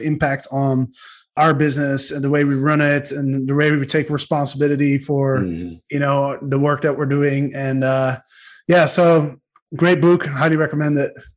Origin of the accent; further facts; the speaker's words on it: Netherlands; I'm from Holland